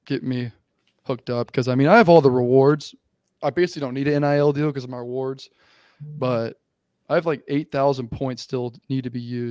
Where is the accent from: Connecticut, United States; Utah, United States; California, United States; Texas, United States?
Texas, United States; moved away as an adult; also born or lived in St. Louis, Missouri; now in Boise, United States; I was born in St. Louis, lived there for 10 years, I think, and moved down to Texas when I was 10